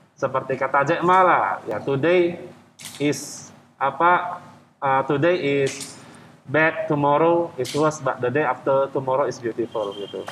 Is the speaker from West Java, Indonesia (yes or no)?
no; Medan, North Sumatra, Indonesia; moved away as an adult; also born or lived in Bandung / Jakarta; kita kan dari Medan kita merantau ke Jakarta, ke Pulau Jawa lah, ada ke Bandung